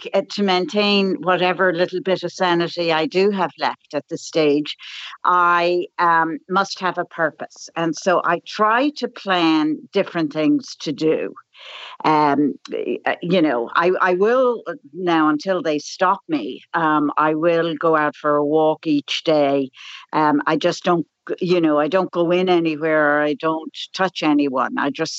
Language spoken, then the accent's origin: English; Dublin, Leinster, Ireland; moved away as an adult; also born or lived in United States; And you probably can tell by my accent that I've been out of Ireland. I grew up here in Dublin and I lived in America for 43 years and I returned 3 years ago.